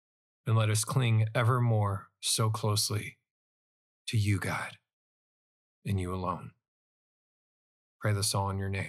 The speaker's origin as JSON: {"language": "English", "country": "United States", "said": "Or even as an American"}